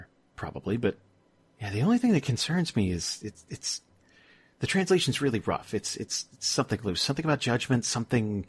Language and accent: English; Northeast, United States; I'm from the Northeast